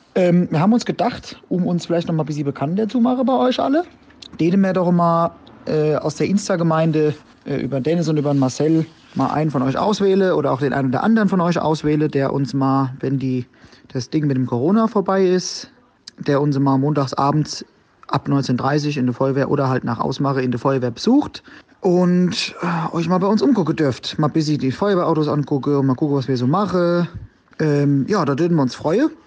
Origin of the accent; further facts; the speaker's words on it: Oppershofen, Hesse, Germany; Dahinter war noch Obershofen, da wo ich herkomme